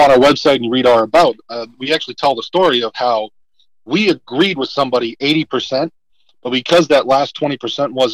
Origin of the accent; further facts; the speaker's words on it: Massachusetts, United States; we're two conservatives that grew up in deep blue areas, right? So, I'm a conservative, and you know, 9 out of every 10 people I know is a liberal, right? I'm from Massachusetts.